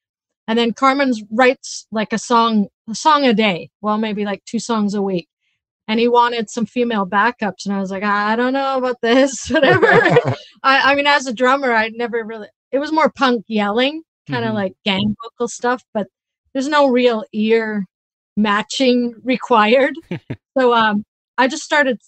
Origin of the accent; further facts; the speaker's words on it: Edmonton, Alberta, Canada; moved away as an adult; now in Vancouver, Canada; I'm originally from Edmonton.